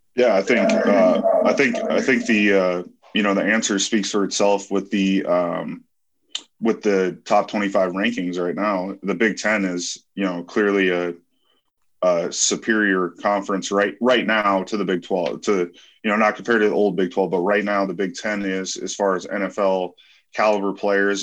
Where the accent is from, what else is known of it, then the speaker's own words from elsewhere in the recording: North Dakota, United States; moved away as an adult; also born or lived in Lincoln, Nebraska; growing up in North Dakota, coming down to Lincoln, Nebraska, it just felt like home.